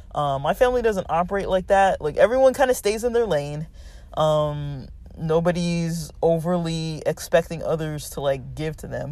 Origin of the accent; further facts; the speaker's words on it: Los Angeles, California, United States; now in Southern California, United States; I grew up in Los Angeles